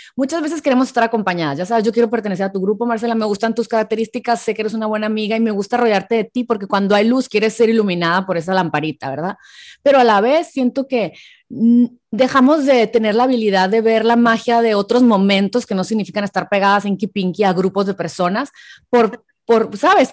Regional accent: Hermosillo, Sonora, Mexico; now in San Diego, United States; soy mexicana, pero soy de Hermosillo, pero vivo en San Diego

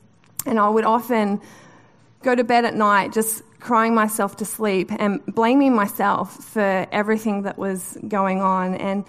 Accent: Newcastle, North East England, United Kingdom; So I grew up in Newcastle, which is a beautiful part of the world.

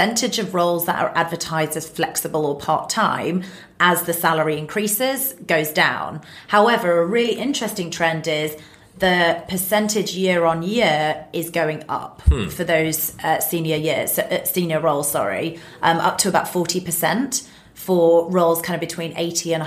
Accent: United Kingdom; being British as well

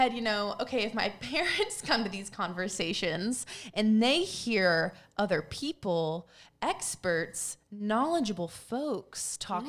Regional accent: Philippines; And because we're Filipino, but we're half Filipino.

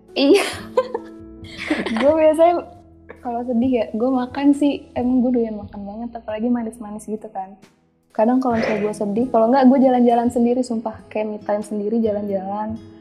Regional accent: Bogor, West Java, Indonesia; gue orang Bogor

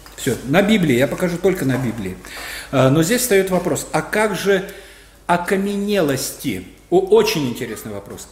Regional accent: Belarus; мы, белорусы, молодая нация

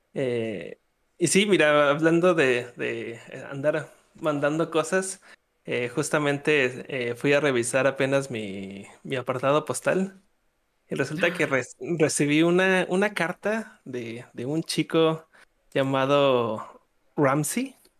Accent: Mexico; yo soy, yo soy de México

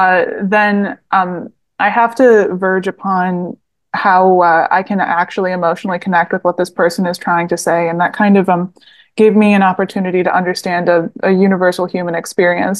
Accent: Southeast Michigan, United States; I'm from Southeast Michigan, uh, and I lived there my whole life

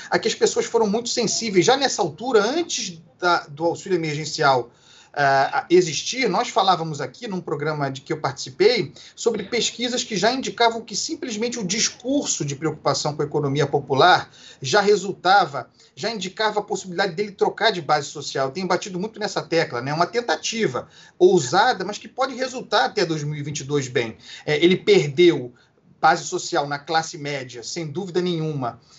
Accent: Brazil; como brasileiros

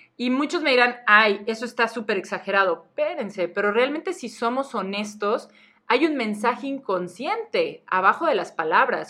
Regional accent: Mexico; nuestra cultura como mexicanos

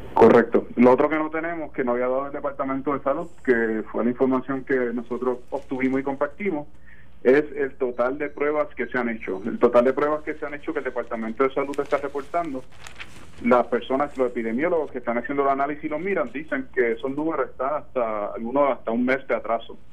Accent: Puerto Rico; nosotros como puertorriqueños

